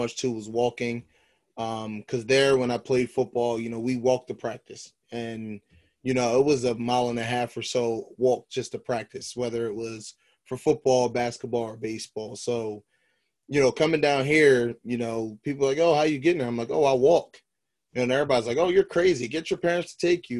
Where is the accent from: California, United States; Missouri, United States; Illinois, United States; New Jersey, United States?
New Jersey, United States; Camden; also born or lived in Pine Hill, New Jersey / Lindenwold, New Jersey; Camden, New Jersey. Pretty much born and raised there for, I would say halfway through my life.